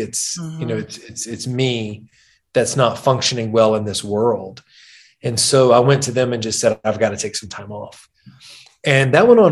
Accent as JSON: {"language": "English", "town": "Wetumpka", "region": "Alabama", "country": "United States", "tie": "born or raised there", "said": "It's a small town called Wetumpka. It's outside of Montgomery"}